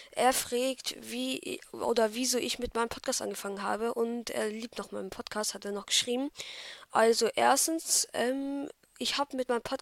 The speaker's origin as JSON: {"language": "German", "region": "Baden-Württemberg", "country": "Germany", "said": "Ähm, ich komme aus Baden-Württemberg."}